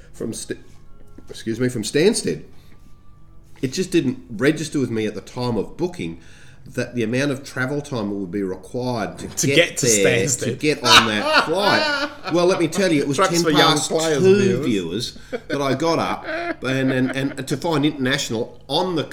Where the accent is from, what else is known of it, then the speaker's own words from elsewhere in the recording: Australia; I'm from Australia.